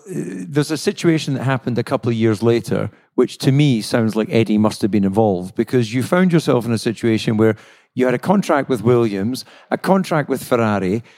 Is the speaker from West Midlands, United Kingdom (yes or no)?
no; Scotland, United Kingdom; I'm Scottish